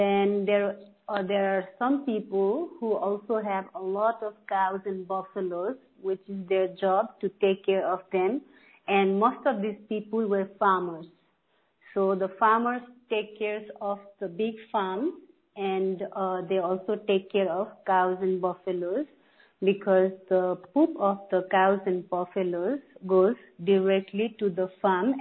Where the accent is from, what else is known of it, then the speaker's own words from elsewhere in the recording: Terai, Nepal; now in United States; When I was a child, I grew up in Tarai. So in Tarai is the flatland area of Nepal